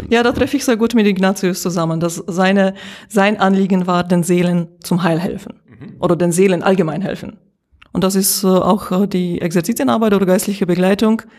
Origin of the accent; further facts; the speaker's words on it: Slovakia; now in Germany; Ich bin in der Slowakei geboren und dort aufgewachsen und äh, äh seit knapp 20 Jahren in Deutschland.